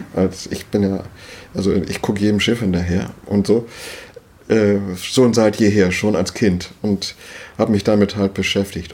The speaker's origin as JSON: {"language": "German", "region": "Schleswig-Holstein", "country": "Germany", "also_born_or_lived": "Wendland", "moved": "as an adult", "lives_now": "Hitzacker, Germany", "said": "als Schleswig-Holsteiner"}